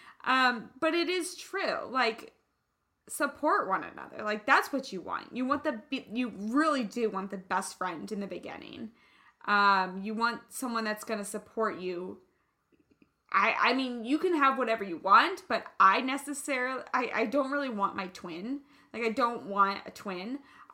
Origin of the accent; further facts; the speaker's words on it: Kansas, United States; now in California, United States; I'm from the Midwest, I'm from Kansas